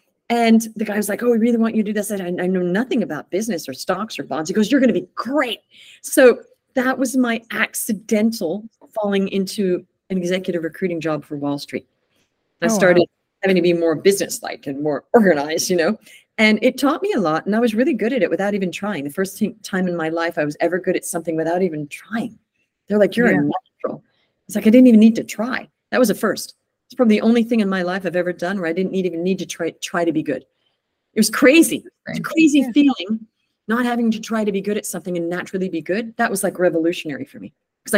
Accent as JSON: {"language": "English", "country": "United States", "tie": "born there", "said": "So I moved back to the States. I was born"}